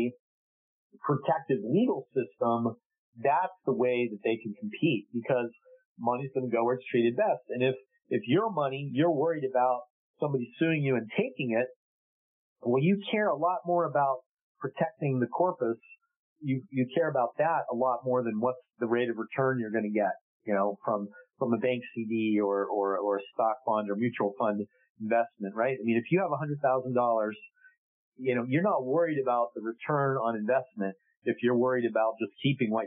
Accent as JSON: {"language": "English", "country": "United States", "said": "we're American"}